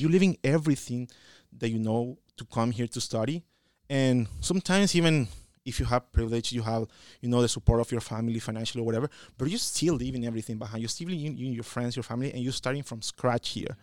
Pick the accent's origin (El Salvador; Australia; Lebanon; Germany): El Salvador; moved away as an adult; I am from El Salvador, as in Central America, and I am here